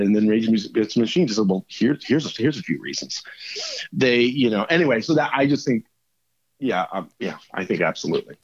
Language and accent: English; United States; being an American